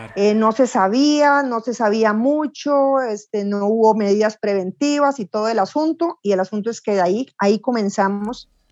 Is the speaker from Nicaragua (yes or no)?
no; Costa Rica; soy costarricense